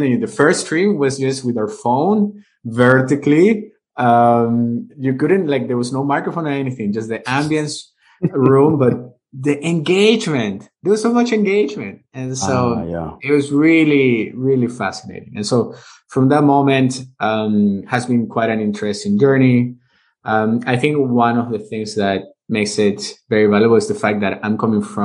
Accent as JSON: {"language": "English", "country": "Venezuela", "tie": "born or raised there", "also_born_or_lived": "United States", "first_language": "Spanish", "second_language": "English", "moved": "as an adult", "lives_now": "Vienna, Austria", "said": "I'm originally from Venezuela. That's where I was born and raised. I grew up there."}